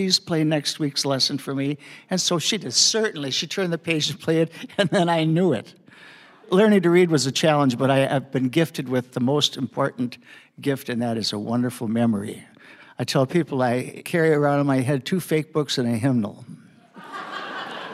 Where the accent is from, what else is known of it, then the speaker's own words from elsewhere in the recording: Hastings, Minnesota, United States; also born or lived in Eagan, Minnesota; I was born in Hastings, Minnesota in 1943